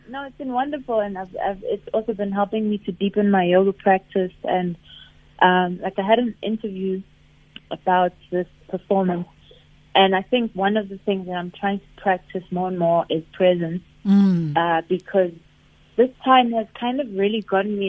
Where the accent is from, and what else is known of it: Pretoria, Gauteng, South Africa; born or raised there